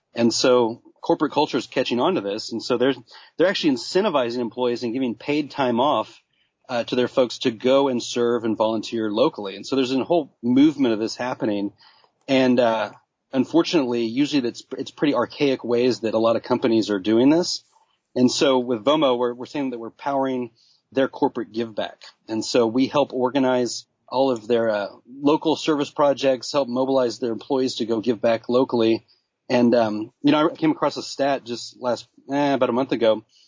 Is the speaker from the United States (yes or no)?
yes; Dallas, Texas, United States; I'm from Dallas, you know, buckle of the Bible Belt